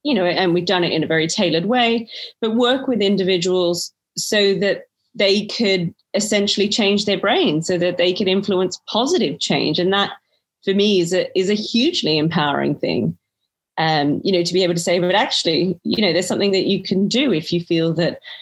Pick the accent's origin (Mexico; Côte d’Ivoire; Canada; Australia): Australia; accent: Australian; moved away as an adult; now in United Kingdom; born to Greek parents, but born and raised in Australia, and have been in the UK, I think, for coming up 12 or 13 years now